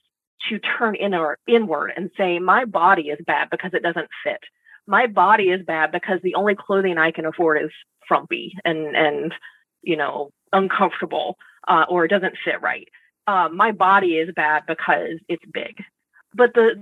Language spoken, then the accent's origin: English; Southern United States, United States; I grew up in the Southern United States